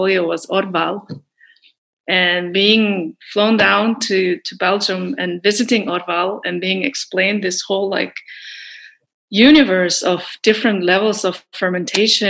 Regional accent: Telemark, Norway; I grew up in Telemark, which is like the countryside, middle of fucking nowhere in Norway

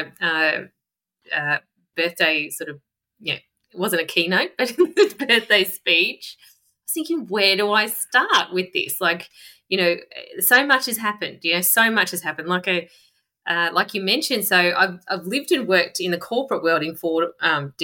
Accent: Melbourne, Victoria, Australia; I'm from Melbourne

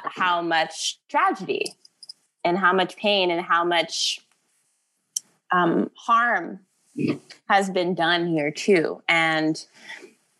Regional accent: United States; my entire childhood, I have lived in the United States.

